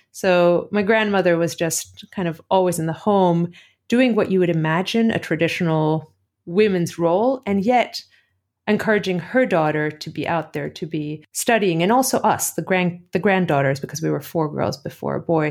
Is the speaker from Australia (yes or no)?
no; Athens, Greece; born or raised there; also born or lived in Cleveland, Ohio, United States; now in United States